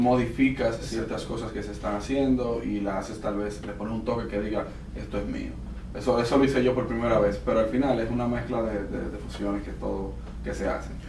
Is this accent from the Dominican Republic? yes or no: yes; Dominican Republic; yo soy de República Dominicana